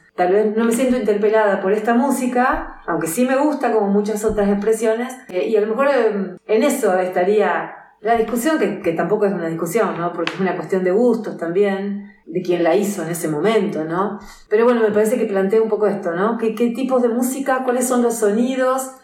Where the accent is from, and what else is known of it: Argentina